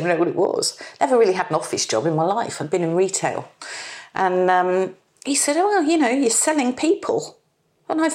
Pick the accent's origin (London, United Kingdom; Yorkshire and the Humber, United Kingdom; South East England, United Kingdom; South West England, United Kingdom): South West England, United Kingdom; Bournemouth; moved away as an adult; also born or lived in Bristol; I'm from Bournemouth, very parochial, touristy, gentle town.